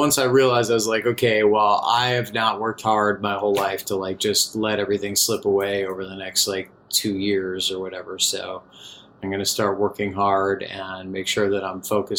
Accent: Chicago, Illinois, United States; I'm from the Chicago area

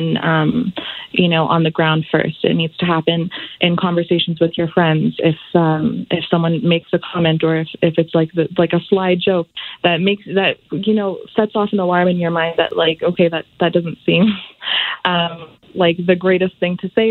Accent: Calgary, Alberta, Canada

